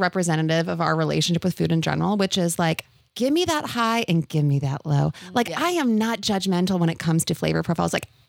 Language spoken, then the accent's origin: English; North Carolina, United States; we grew up in North Carolina.